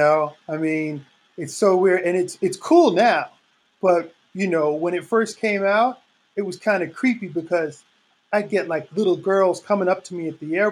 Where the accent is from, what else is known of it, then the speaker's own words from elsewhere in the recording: United States; also born or lived in Los Angeles / Vancouver, Washington; I was American